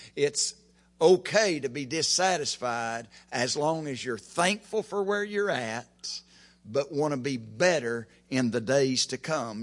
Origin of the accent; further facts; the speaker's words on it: Oklahoma, United States; I'm from Oklahoma